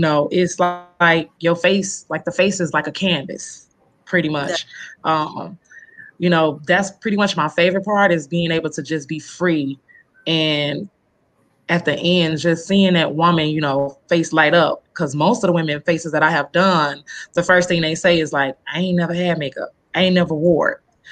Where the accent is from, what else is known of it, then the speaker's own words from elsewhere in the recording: Chicago, Illinois, United States; now in Rockford, United States; I was born and raised in Chicago. I've moved out of Chicago about 8 years ago